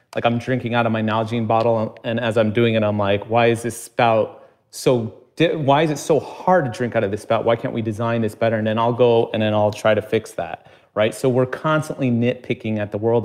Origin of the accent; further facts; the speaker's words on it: United States; growing up in America